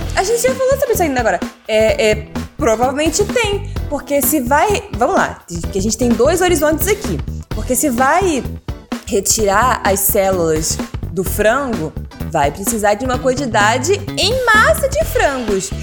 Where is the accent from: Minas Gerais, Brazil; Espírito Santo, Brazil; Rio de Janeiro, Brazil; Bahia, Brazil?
Rio de Janeiro, Brazil; nós enquanto brasileiros, né, cariocas